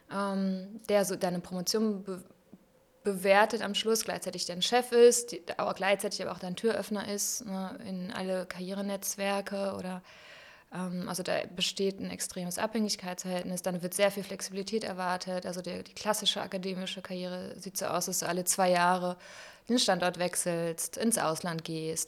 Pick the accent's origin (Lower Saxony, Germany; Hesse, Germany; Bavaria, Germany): Lower Saxony, Germany; Bodenwerder; also born or lived in Hamelin; Da bin ich ja. geboren und aufgewachsen, an der schönen Weser